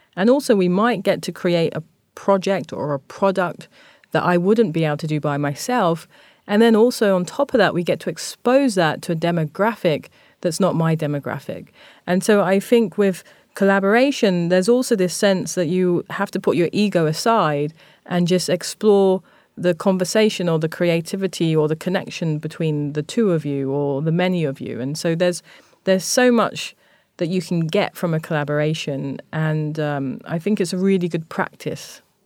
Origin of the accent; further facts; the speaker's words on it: London, United Kingdom; moved away as an adult; also born or lived in Tokyo, Japan; growing up in Thamesmead, it's, it was a very racist and a very homophobic space